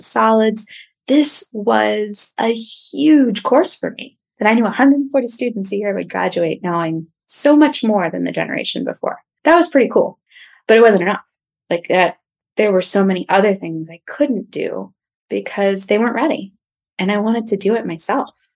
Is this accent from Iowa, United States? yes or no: no; outside of Philadelphia, New Jersey, United States; moved away as an adult; also born or lived in Long Island; So I grew up outside of Philadelphia